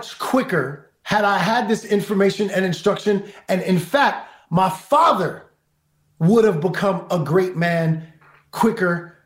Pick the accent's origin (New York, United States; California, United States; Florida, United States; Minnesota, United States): New York, United States; New York City; I grew up in Brooklyn. I grew up fighting every day